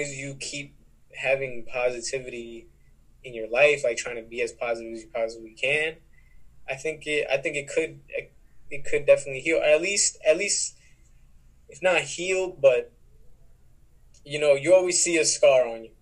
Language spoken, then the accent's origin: English; New York, United States; also born or lived in Texas; I've been here since I was seven